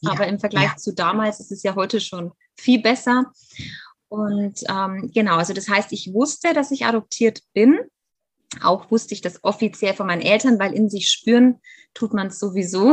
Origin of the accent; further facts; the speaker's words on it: Germany; also born or lived in Bavaria; ich lebe in Bayern. Ich bin ähm, in Deutschland auch aufgewachsen, bin aber tatsächlich Halbamerikanerin